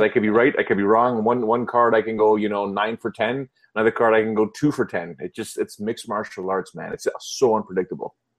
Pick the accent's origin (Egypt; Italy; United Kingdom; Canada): Canada; I'm Canadian